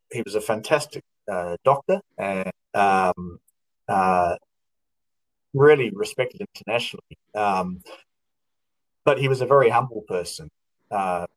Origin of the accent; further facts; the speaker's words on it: New Zealand; also born or lived in Australia; now in Melbourne, Australia; I'm from New Zealand, but I've been living in Australia